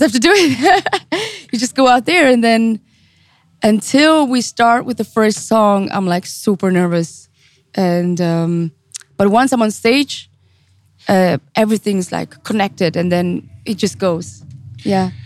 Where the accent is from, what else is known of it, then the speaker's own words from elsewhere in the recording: St. Gallen, Switzerland; also born or lived in Zurich; I was born and raised in Switzerland